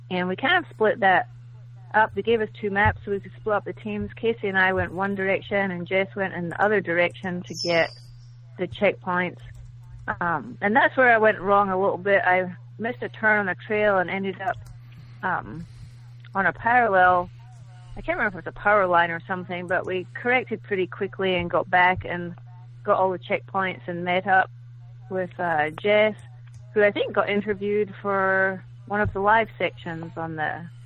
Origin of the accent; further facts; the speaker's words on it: Scotland, United Kingdom; now in Lexington, United States; Um, I live in Lexington. I'm from Scotland originally